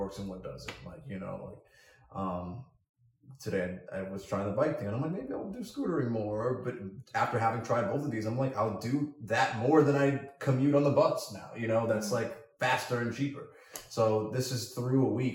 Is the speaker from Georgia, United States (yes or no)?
yes; Alpharetta, Georgia, United States; moved away as an adult; now in Washington, D.C., United States; I'm from Alpharetta, Georgia